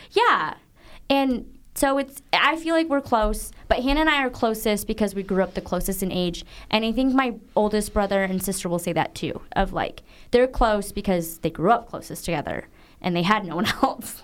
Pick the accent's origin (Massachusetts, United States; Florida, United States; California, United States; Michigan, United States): Michigan, United States; Zeeland; also born or lived in Guangzhou, China; I grew up in Zealand, Michigan.